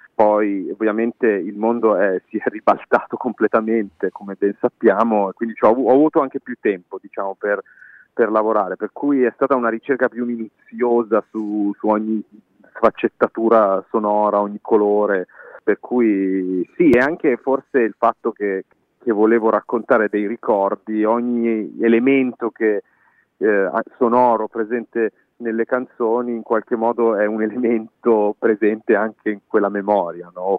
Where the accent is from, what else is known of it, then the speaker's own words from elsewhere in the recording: Milan, Lombardy, Italy; moved away as an adult; now in Berlin, Germany; nato e cresciuto a Milano